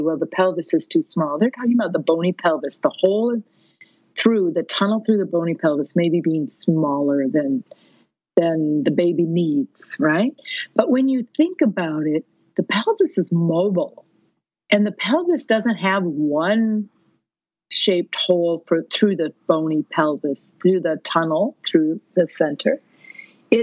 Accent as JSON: {"language": "English", "region": "Minnesota", "country": "United States", "said": "I'm a midwife from Minnesota"}